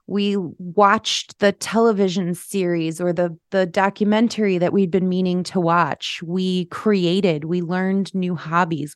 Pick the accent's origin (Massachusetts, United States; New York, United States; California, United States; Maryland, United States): New York, United States; Schenectady; I'm born and raised in Schenectady.